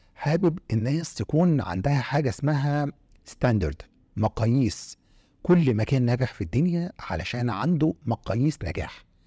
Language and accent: Arabic; Egypt; انا جنسيتي مصري